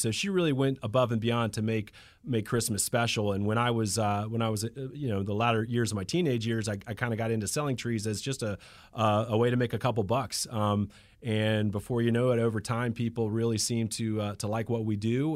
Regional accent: Atlanta, Georgia, United States; I'm from Atlanta, Georgia. I was born in, in Piedmont Hospital

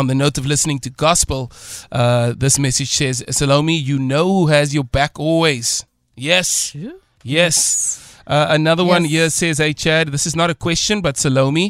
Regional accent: Cape Town, Western Cape, South Africa; also born or lived in Portland, Mitchell's Plain; when I was small, we moved to Crawford, Athlone side

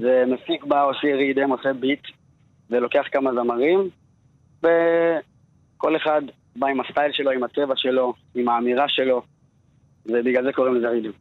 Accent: Beit Shemesh, Jerusalem District, Israel; also born or lived in Tirat Carmel, Haifa; מבית שמש. נולדתי בצפון, בחיפה, טירת כרמל.

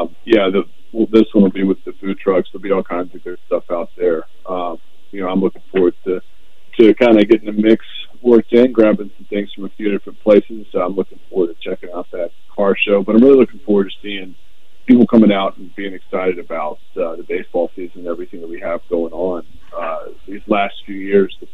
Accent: Tidewater area, Virginia, United States; I grew up down in the Tidewater area

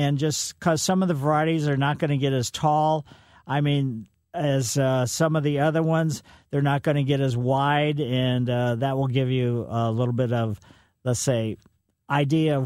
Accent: United States; I grew up in West County

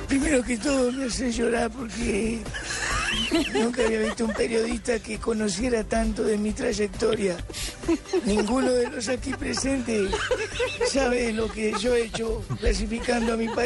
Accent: Villa Domínguez, Entre Ríos, Argentina; born there; Porque yo nací en Villa Domínguez, un 3 de septiembre de 1949, un hermoso y lindo bebé vino a este mundo

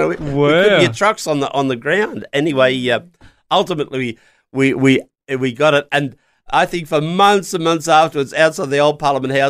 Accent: Lithgow, New South Wales, Australia; Actually, I came from the Blue Mountains years ago.

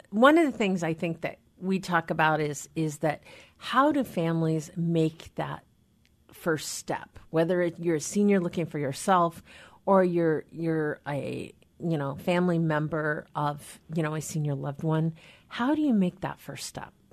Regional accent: Anacortes, Washington, United States; born or raised there; also born or lived in Seattle

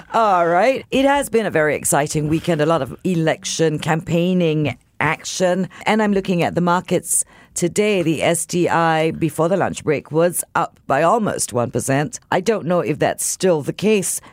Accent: Singapore; as a Singaporean

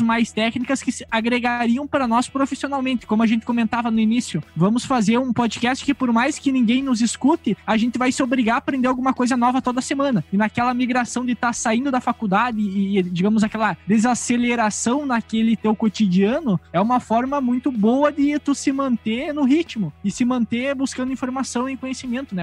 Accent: northwest Rio Grande do Sul, Brazil; eu também sou aqui do Rio Grande do Sul. Nós todos somos, né? Somos aqui da região noroeste do Rio Grande do Sul

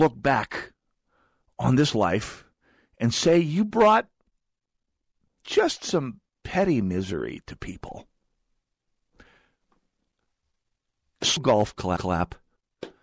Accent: North Dakota, United States; now in Twin Cities, United States; I'm from North Dakota

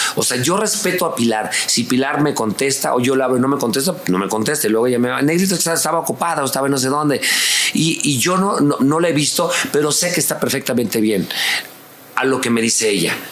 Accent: La Lagunilla, Mexico City, Mexico; Desde mi infancia, desde vivir en la lagunilla, no tener dinero

